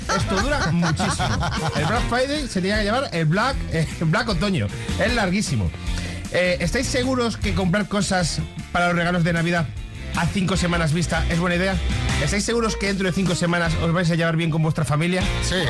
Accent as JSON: {"language": "Spanish", "country": "Spain", "said": "somos los españoles"}